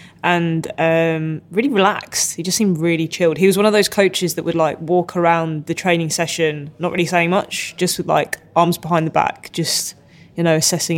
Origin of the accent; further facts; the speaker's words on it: United Kingdom; accent: British; I kind of like my accent. British accent's all right.